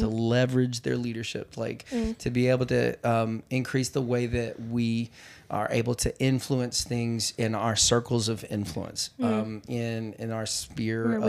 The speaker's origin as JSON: {"language": "English", "region": "the South", "country": "United States", "tie": "born or raised there", "said": "I grew up in the South, and we said britches"}